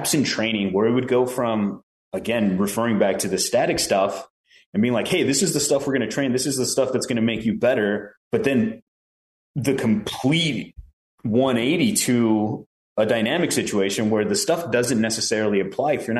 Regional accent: Chicago, Illinois, United States; also born or lived in Prescott, Arizona; now in Phoenix, United States; I grew up in Chicago and my whole life there was just a gamble, but a fun one

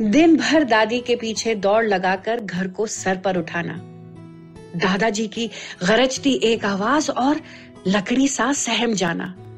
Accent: Delhi, India; मैं दिल्ली में पली बड़ी

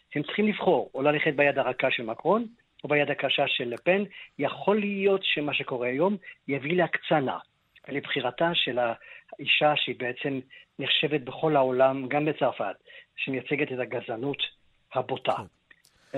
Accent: Israel; אנחנו ישראלים

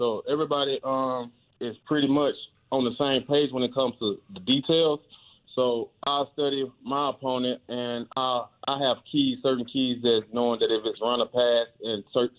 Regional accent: Clarksdale, Mississippi, United States; I was headed home to Mississippi today, my hometown, Clarksdale, Mississippi.

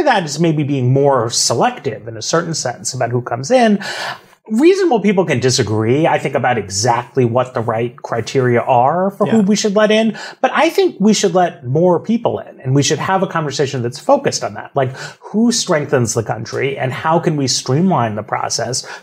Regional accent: New York, United States; now in Washington, D.C., United States; I grew up in New York. I live in Washington, D.C.

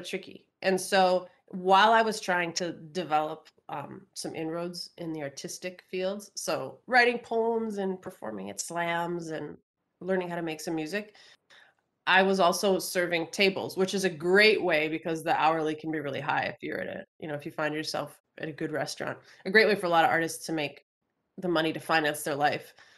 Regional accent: Minnesota, United States; the University of Minnesota, which is my home state

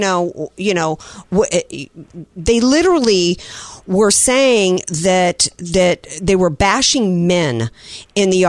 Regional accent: Deep South, United States; in parts of the Deep South, where I grew up and where Mama grew up

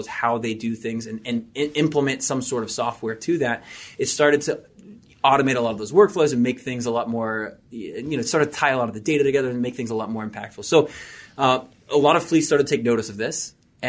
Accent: Kentucky, United States; also born or lived in Savannah, Georgia; I'm from Kentucky, then moved down to Savannah, Georgia. Good old boy. I just felt at home.

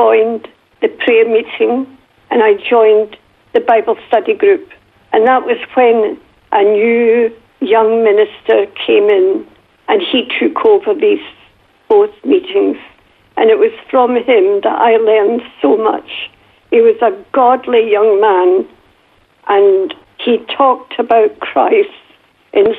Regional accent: Glasgow, Scotland, United Kingdom; accent: Northern Scottish; now in Jamisontown, Australia; when I went back to school in Glasgow, my accent was so bad that the other children would laugh at me

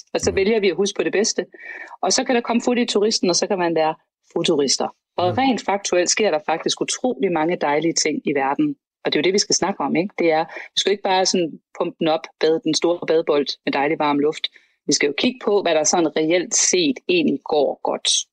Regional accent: Denmark; vi har jo som danskere

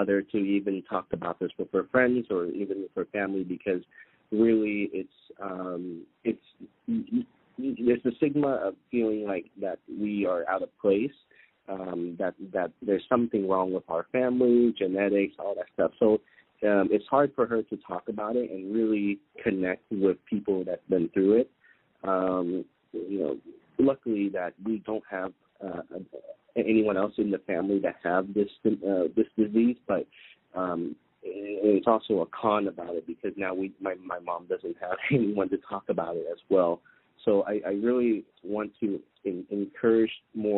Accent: Vietnam; now in United States; I come from Vietnam

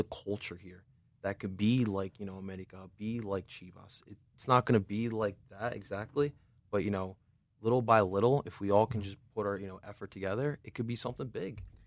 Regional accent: Philadelphia, Pennsylvania, United States; I was raised here in Philadelphia

